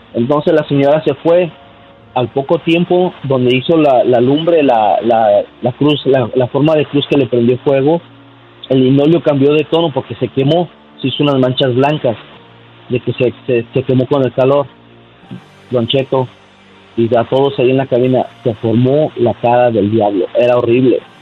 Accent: León, Guanajuato, Mexico; now in United States; nosotros somos de León, Guanajuato

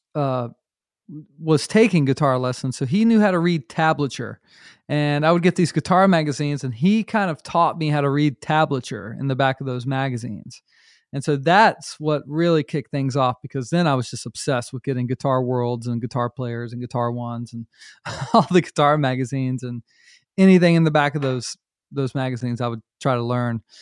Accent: North Myrtle Beach, South Carolina, United States; also born or lived in Charlotte, North Carolina; I grew up in North Myrtle Beach, uh, South Carolina

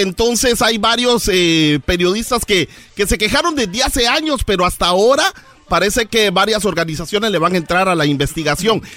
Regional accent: Izabal, Guatemala; el, señor gobernador de Izabal, de mi pueblo

